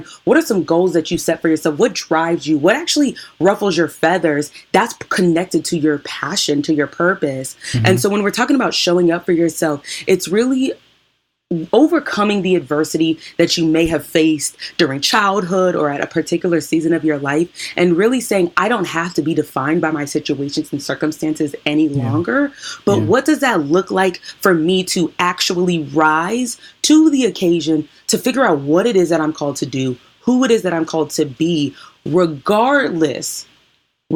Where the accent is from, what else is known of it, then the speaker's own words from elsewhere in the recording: Washington, United States; I'm from Washington State